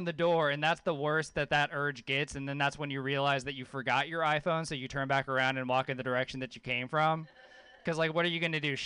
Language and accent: English; Louisiana, United States; I grew up with a hippie mom in Louisiana